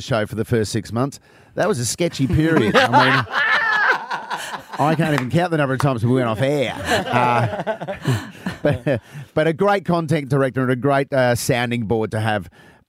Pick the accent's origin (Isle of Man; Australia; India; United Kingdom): Australia; Adelaide, South Australia; Adelaide as well. It'll always be my second home. And over the last couple of years, it'll always be my hometown.